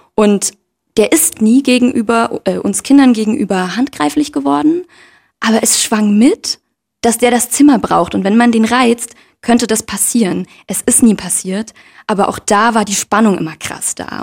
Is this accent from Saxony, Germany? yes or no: yes; Leipzig, Saxony, Germany; ich bin in Leipzig aufgewachsen und in einem sogenannten Brennpunktviertel